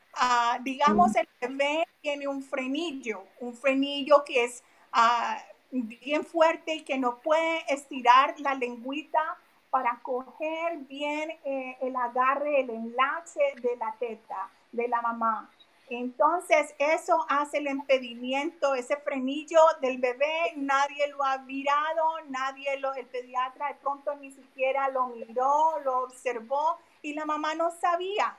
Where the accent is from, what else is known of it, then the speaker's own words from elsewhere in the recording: Colombia; also born or lived in Philadelphia area, United States; now in United States; yo salí de vivir de Colombia hace casi 30 años. So, llevo mucho tiempo acá, pero mi familia que está allá